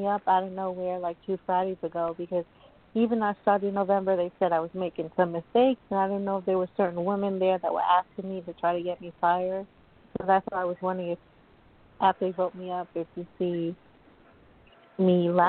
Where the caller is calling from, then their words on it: New York, United States; New York.